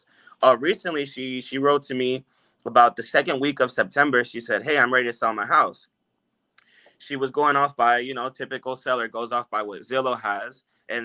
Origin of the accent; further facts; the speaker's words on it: Orlando, Florida, United States; I was raised in Orlando, so I know the area very well